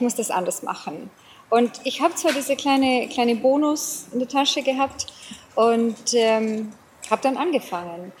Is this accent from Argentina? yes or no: no; South Africa; accent: English and Bavarian; German is a second language; moved away as an adult; also born or lived in Lower Bavaria, Germany; now in Germany; ich bin gebürtige Südafrikanerin. Mhm. Ähm, bin die ersten 34 Jahre von meinem Leben in Südafrika ähm, ja, ansässig gewesen, gewohnt, gelebt